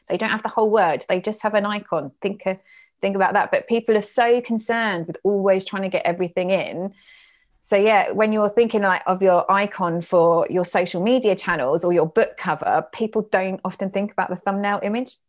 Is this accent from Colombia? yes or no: no; United Kingdom